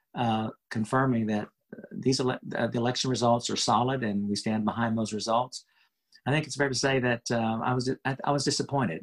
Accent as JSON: {"language": "English", "town": "Houston", "region": "Texas", "country": "United States", "tie": "born or raised there", "said": "I really was growing up in Houston"}